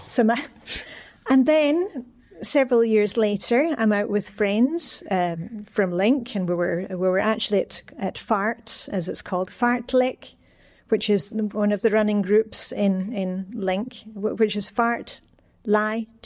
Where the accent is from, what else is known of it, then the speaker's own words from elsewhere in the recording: Scotland, United Kingdom; now in Denmark; I'm, I'm Scottish, so I'm a canny Scot.